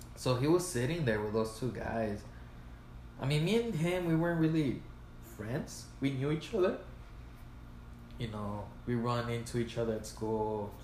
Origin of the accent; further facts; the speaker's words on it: El Paso, Texas, United States; I was born in El Paso